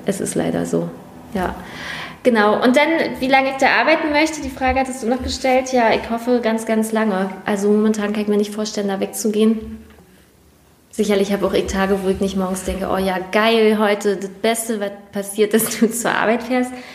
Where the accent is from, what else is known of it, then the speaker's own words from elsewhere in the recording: Prignitz, Brandenburg, Germany; ich nicht in Schwerin wohne und auch da nicht aufgewachsen bin, sondern dass meine Heimat und mein Zuhause nochmal eine Stunde weg ist. Aber ähm, dennoch, Mecklenburg und Prignitz liegen nicht weit voneinander entfernt